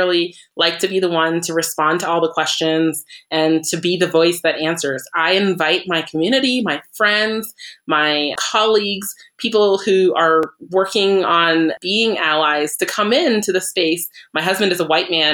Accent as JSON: {"language": "English", "region": "Vermont", "country": "United States", "tie": "born or raised there", "said": "I grew up in Vermont. So that means everybody I grew up with, for the most part, was white"}